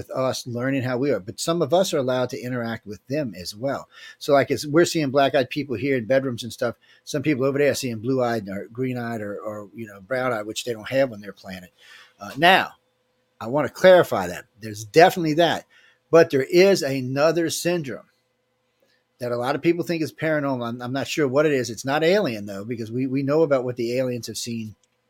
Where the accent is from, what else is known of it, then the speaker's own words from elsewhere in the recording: New Orleans, Louisiana, United States; I grew up in New Orleans